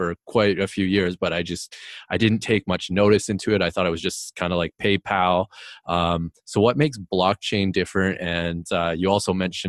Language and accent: English; Canada; I'm actually from Canada